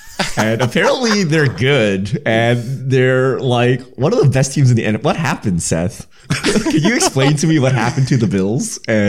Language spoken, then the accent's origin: English; Canada; so I grew up in Canada.